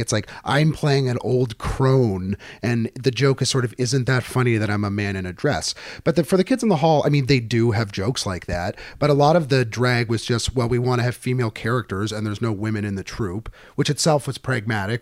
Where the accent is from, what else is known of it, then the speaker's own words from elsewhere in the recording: Niagara, Ontario, Canada; growing up in Niagara where we would get a lot of the U S stations